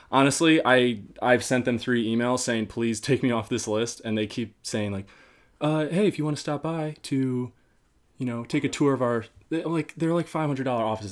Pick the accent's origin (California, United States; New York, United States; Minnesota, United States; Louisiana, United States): New York, United States; upstate; moved away as an adult; now in Boston, United States; I'm from upstate New York, um, but I moved to Boston just over a year ago